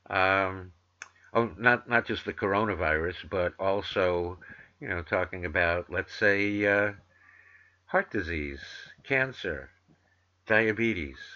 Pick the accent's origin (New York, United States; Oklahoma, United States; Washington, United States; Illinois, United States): New York, United States; New York City; accent: New York; I have a comprehensible New York accent because I'm from New York City, but I went to broadcasting school to try to learn, you know, how to disguise it.